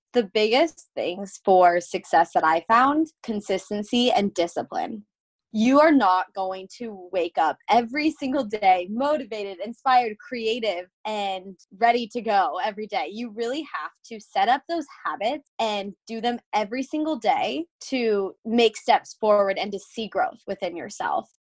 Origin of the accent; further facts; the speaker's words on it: Phoenix, Arizona, United States; I am born and raised in Phoenix, Arizona